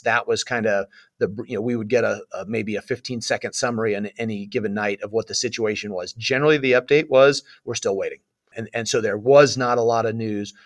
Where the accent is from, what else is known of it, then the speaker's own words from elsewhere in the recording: Southern California, United States; also born or lived in Oklahoma; Born and raised in Southern California